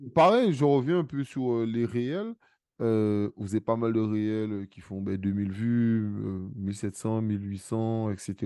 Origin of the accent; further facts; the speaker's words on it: Guadeloupe; je suis guadeloupéen